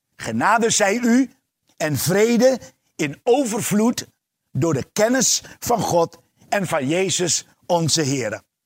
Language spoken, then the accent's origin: Dutch; Suriname; Ik ben geboren en eh, opgegroeid in Suriname